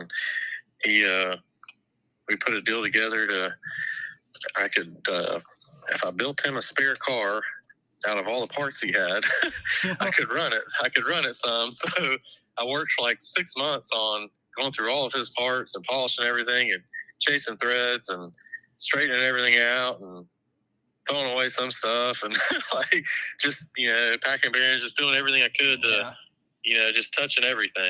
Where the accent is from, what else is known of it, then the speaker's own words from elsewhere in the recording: North Carolina, United States; also born or lived in Florida; we're from Florida, but an open wheel family from Florida transferred to North Carolina, and we're living, I was raised in North Carolina